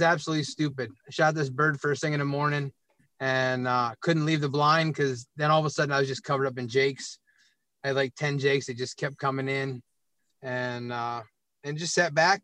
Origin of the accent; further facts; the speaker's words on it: Williamsport, Pennsylvania, United States; also born or lived in Harrisburg, Pennsylvania; I grew up in Williamsport, Pennsylvania, home of the Little League World Series, and I'm a little bit south